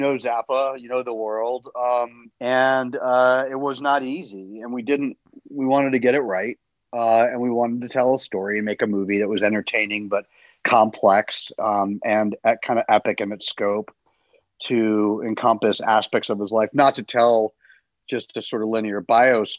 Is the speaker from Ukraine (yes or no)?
no; United States; I grew up in the States and largely in the 70s